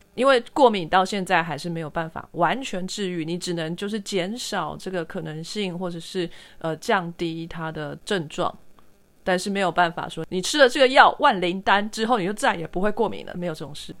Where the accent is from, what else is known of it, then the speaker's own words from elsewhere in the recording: Taiwan; 我是台湾人